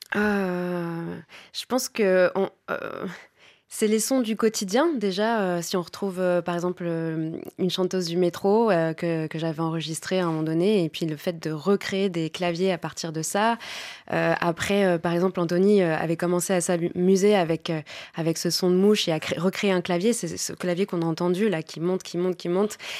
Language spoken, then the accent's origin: French; Paris, Île-de-France, France; je suis née en France, ma mère est française, mon expérience de vie est française avant tout